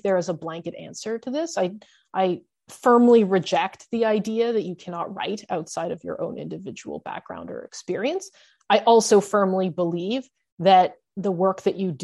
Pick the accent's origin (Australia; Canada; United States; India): Canada; I'm a second generation Asian Canadian American. I was born in Canada